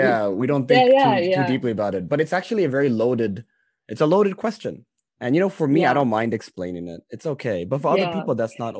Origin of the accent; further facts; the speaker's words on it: Hong Kong; I grew up in Hong Kong, but I'm originally Indian.